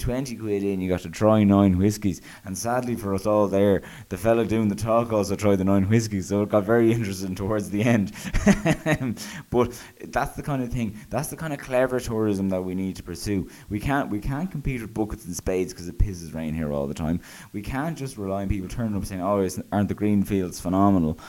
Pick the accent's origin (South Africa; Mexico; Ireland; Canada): Ireland